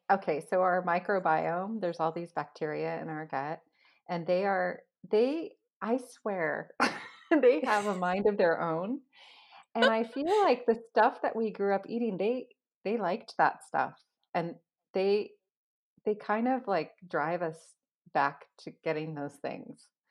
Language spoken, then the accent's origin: English; Los Angeles, California, United States; now in Washington State, United States; I grew up in Los Angeles.